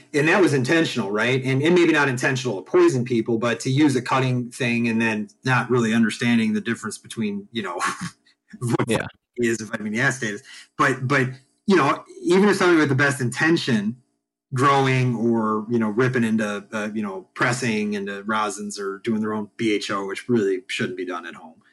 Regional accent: Chicago, Illinois, United States; I'm from Chicago

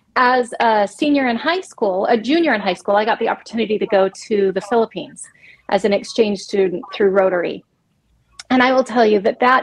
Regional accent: New Mexico, United States; also born or lived in Germany; So I was born in Germany, got an opportunity to live in New Mexico when we first came back to the States.

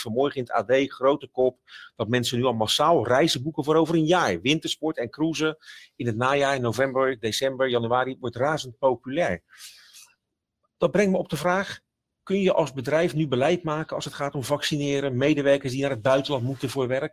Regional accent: Rotterdam, South Holland, Netherlands; ik kom van Zuid, van Rotterdam Zuid

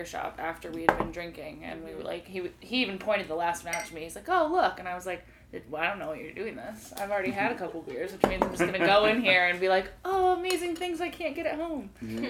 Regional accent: Springfield, Illinois, United States; moved away as an adult; also born or lived in Chicago; now in St. Louis, United States; I was in Chicago for a long time and then ended up coming back home about 6 years ago to Springfield.

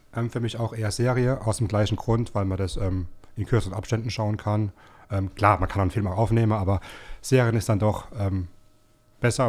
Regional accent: Rhineland-Palatinate, Germany; now in Baden-Württemberg, Germany; Ich bin zwar gebürtiger Pfälzer, aber äh, mittlerweile schon lange wohnhaft

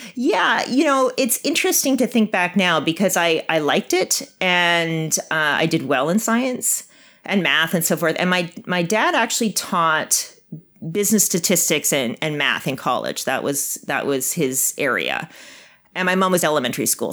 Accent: Winnipeg, Manitoba, Canada; moved away as an adult; I grew up in Winnipeg

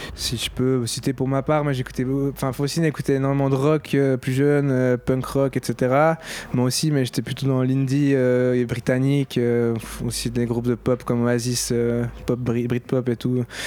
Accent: Switzerland; on n'est pas français, on est suisse, on est une minorité francophone

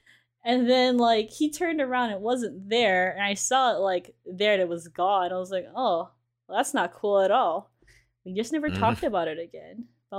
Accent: Hawaii, United States; I'm from Hawaii. I assume there's ghost shit constantly.

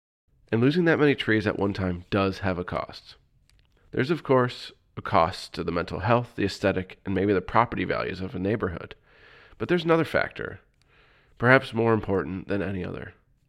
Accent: Livonia, Michigan, United States; moved away; I grew up in Livonia, and my parents still call it home.

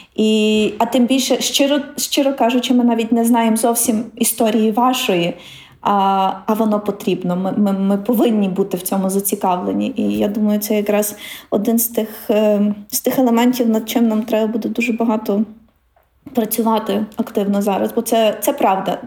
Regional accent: Ukraine; ми з України, бо ми українці

